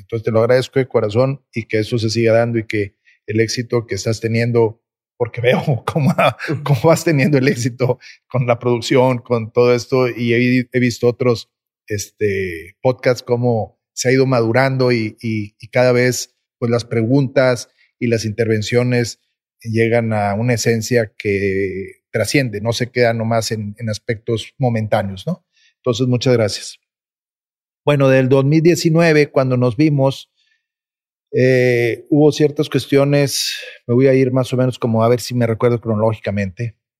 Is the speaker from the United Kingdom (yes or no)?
no; Mexico; nosotros como mexicanos